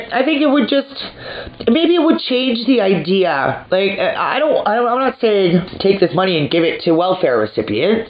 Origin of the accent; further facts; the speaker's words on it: Canada; I'm Canadian